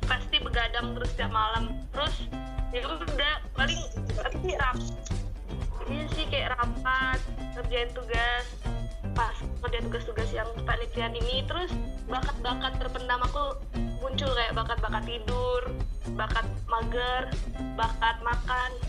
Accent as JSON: {"language": "Indonesian", "region": "North Sumatra", "country": "Indonesia", "said": "Saya dari Kabupaten Deri, Sumatera Utara."}